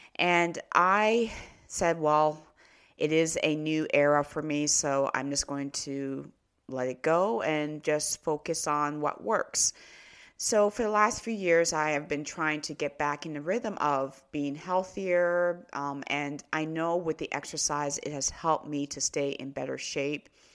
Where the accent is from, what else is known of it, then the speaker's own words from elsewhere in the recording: Canada; also born or lived in Nigeria (ancestry); I was born in Canada